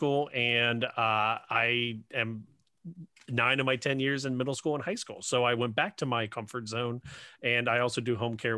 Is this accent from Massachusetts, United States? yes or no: no; Ohio, United States; accent: Ohio hillbilly; my Ohio hillbilly